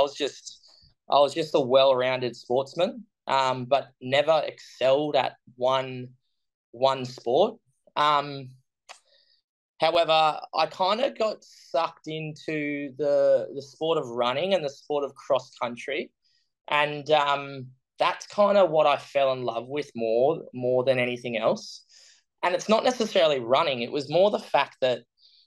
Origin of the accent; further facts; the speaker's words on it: Brisbane, Queensland, Australia; I'm from Australia, from Brisbane, which is sunny Queensland. And born and raised Brisbane.